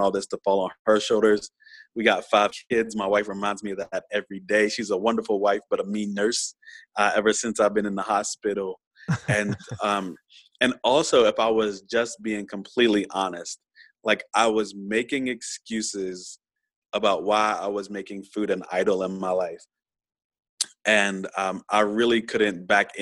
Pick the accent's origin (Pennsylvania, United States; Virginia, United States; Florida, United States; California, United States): Virginia, United States; since I'm from VA, I'm kind of from the South.